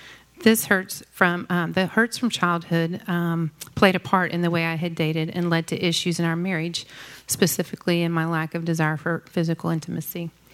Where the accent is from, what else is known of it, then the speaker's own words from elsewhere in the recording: Dallas, Texas, United States; I grew up in Dallas in a family with a long legacy of God-fearing parents, grandparents, and great-grandparents.